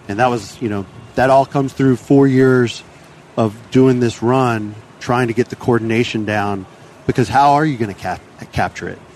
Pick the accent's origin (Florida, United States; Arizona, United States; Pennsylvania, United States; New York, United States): Florida, United States; Tampa Bay; born or raised there